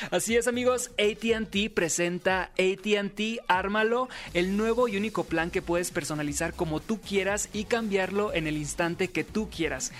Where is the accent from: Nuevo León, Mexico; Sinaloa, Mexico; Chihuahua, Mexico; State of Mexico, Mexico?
Sinaloa, Mexico; soy sinaloense